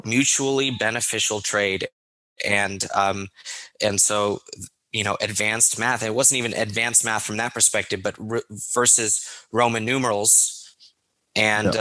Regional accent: United States; as an American

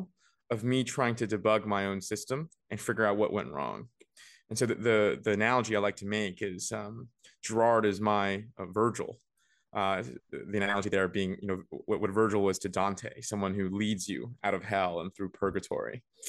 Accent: Beijing, China; also born or lived in Vancouver; I was born and raised between Beijing. Well, I was born only in Beijing, but I was raised between Beijing and Vancouver.

